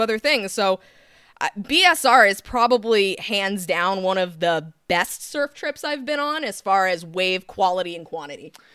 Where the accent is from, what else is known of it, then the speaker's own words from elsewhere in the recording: San Clemente, California, United States; also born or lived in Laguna Beach; I was raised in San Clemente pretty much most my life.